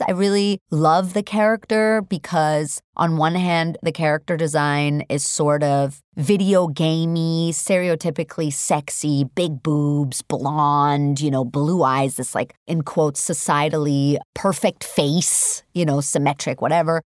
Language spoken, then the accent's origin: English; New York City, New York, United States; born or raised there; English is a second language; also born or lived in Hamburg, Germany